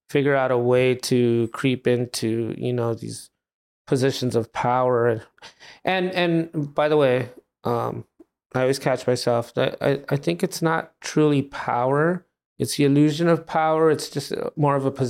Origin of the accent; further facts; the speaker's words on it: Los Angeles, California, United States; Uh, El Sereno.